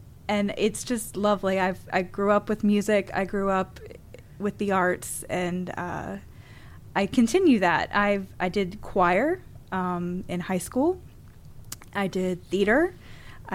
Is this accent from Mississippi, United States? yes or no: yes; Jackson, Mississippi, United States; also born or lived in Newark, Delaware / Tallahassee, Florida; moved here to Mississippi when I was 12. So even though I wasn't born here, I'm a Mississippian